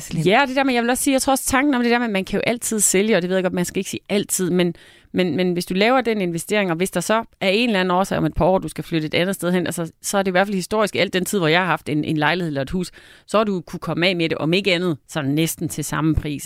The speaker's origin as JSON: {"language": "Danish", "area": "North Jutland", "region": "North Denmark Region", "country": "Denmark", "said": "jeg er nær i Nordjyde, der virkelig holder på pengene"}